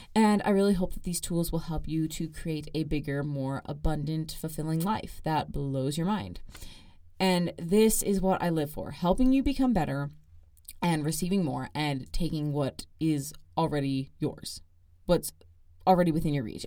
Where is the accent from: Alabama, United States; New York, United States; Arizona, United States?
Arizona, United States; Gilbert; moved away as an adult; now in Provo, United States; I am from Gilbert, Arizona.